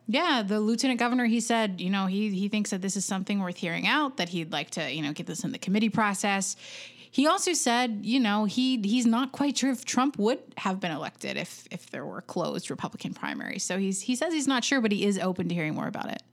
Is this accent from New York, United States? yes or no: no; North Carolina, United States; now in Tennessee, United States; I'm from North Carolina